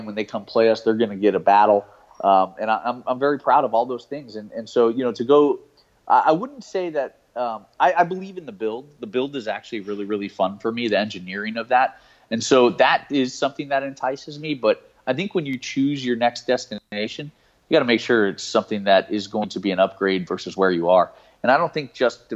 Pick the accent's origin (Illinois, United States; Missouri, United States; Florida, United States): Florida, United States; South; I was born and raised in South Florida